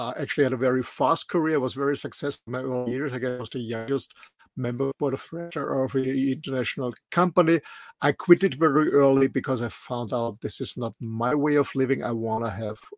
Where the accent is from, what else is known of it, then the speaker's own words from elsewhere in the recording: Austria; English is a second language; moved away as an adult; also born or lived in Mallorca; I'm raised and born in a small country in the middle of Europe, in Austria